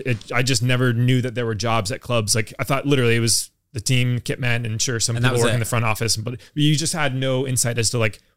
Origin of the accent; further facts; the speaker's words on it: United States; now in London, United Kingdom; So I grew up in the States, I'm American. I've lived in London now for 4 years.